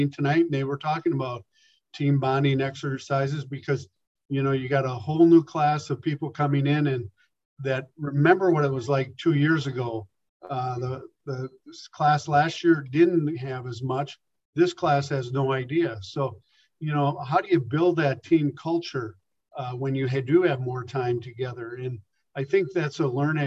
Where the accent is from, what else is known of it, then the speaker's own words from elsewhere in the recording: Milwaukee, Wisconsin, United States; I grew up in Milwaukee